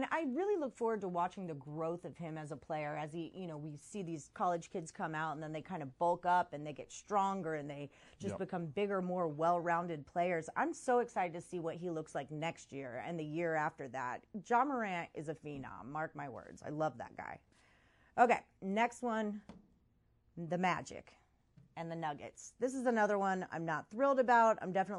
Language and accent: English; Texas, United States; I'm from Texas.